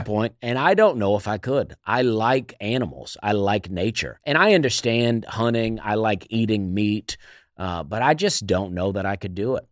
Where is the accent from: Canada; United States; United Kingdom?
United States; Opelika, Alabama; now in Nashville, United States; I am from Alabama, a town called Opelika, Alabama